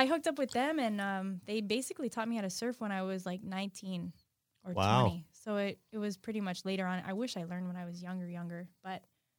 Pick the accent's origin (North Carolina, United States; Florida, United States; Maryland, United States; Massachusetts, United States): Florida, United States; Lighthouse Point; I grew up in Lighthouse Point.